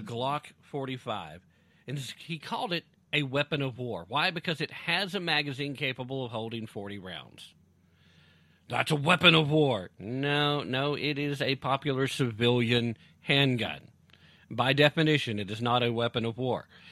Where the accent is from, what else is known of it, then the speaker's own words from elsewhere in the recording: United States; as an American who's a freedom loving American who loves the Constitution